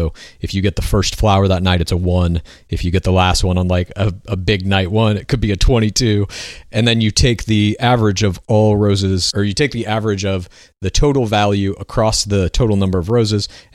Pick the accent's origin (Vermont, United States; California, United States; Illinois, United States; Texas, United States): Texas, United States; Dallas; I myself am from Dallas